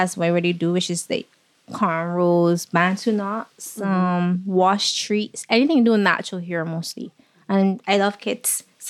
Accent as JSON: {"language": "English", "region": "Saint Philip", "country": "Barbados", "tie": "born or raised there", "said": "I grew up right here in St. Philip, which is also called Sanibeville. I grew up with my mom and my two sisters."}